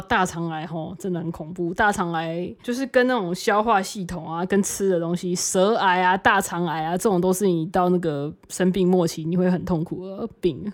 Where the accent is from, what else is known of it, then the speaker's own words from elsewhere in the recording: Tainan, Taiwan; now in Taipei, Taiwan; 我有一次我在台南啊